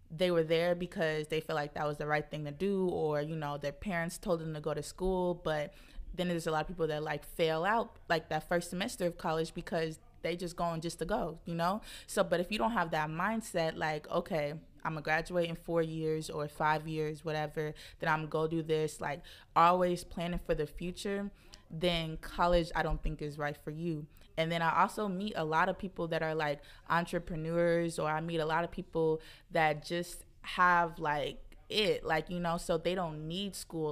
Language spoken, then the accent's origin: English; Kansas City, Missouri, United States; moved away as an adult; also born or lived in St. Louis, Missouri; now in Brooklyn, United States; I'm from Kansas City, moved here to Brooklyn in August